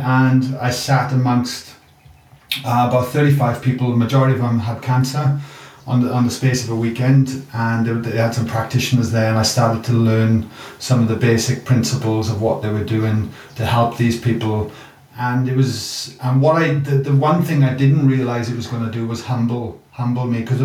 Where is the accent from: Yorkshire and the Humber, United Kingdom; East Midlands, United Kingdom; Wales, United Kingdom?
Wales, United Kingdom; moved away as an adult; now in Australia; you can hear my accent. I'm a product from Wales.